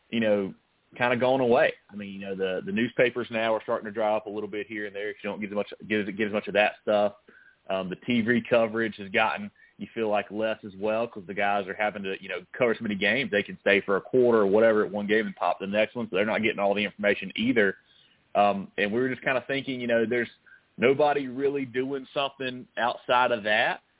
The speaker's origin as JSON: {"language": "English", "region": "South Carolina", "country": "United States", "tie": "born or raised there", "said": "Man, I think it was something you know we all grew up. We're all from South Carolina."}